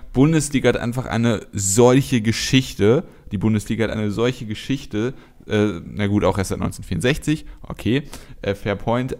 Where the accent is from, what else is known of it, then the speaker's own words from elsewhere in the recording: Cologne, North Rhine-Westphalia, Germany; hier als äh, Kölner